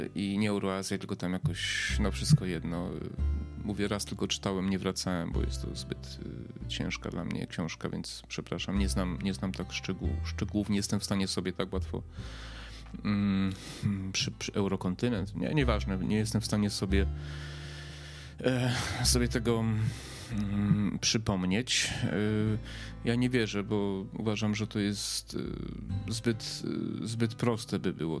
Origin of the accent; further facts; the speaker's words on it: Poland; ja się urodziłem w czasach PRL-u